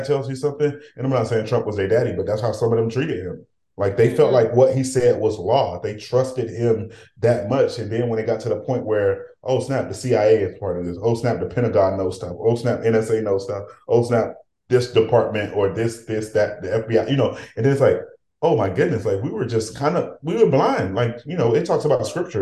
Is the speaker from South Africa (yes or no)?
no; Haiti; now in United States; as a Haitian